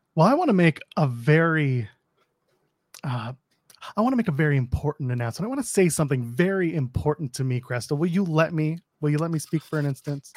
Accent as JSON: {"language": "English", "town": "Toronto", "region": "Ontario", "country": "Canada", "tie": "born or raised there", "said": "my hometown of Toronto"}